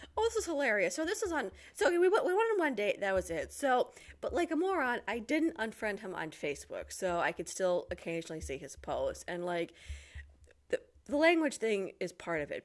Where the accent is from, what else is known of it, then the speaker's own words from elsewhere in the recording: Detroit, Michigan, United States; moved away as an adult; now in Poland; I am originally from the Detroit area, and I've got a YouTube channel, …